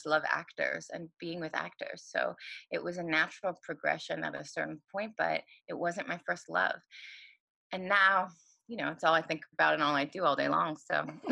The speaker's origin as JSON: {"language": "English", "town": "Los Angeles", "region": "California", "country": "United States", "said": "I'm from Los Angeles and I moved back to Los Angeles"}